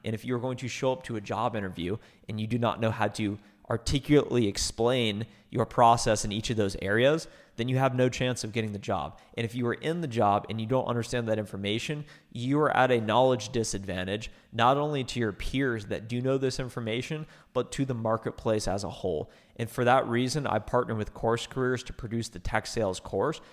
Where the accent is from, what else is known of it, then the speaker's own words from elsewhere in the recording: Ohio, United States; moved away as an adult; now in Dallas, United States; I moved myself from Ohio, which is where I grew up, twenty-two years, to Dallas, Texas